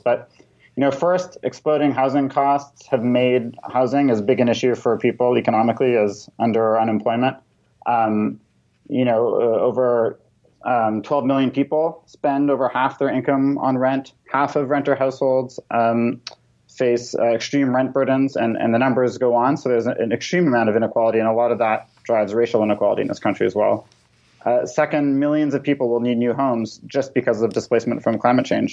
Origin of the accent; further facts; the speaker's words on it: Toronto, Ontario, Canada; now in United States; I grew up in Toronto